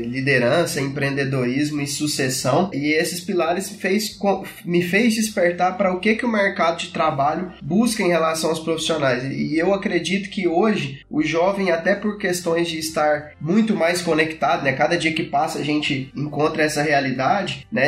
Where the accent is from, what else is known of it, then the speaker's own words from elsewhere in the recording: Goiás, Brazil; sou aqui do estado de Goiás